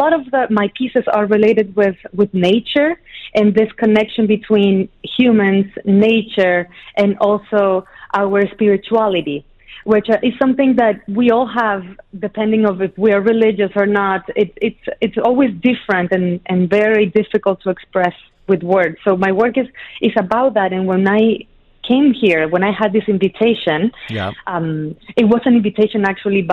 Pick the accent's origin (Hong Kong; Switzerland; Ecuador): Ecuador; also born or lived in Chile / United Arab Emirates; now in New York City, United States; yes, I was born in Chile. I grew up in Ecuador.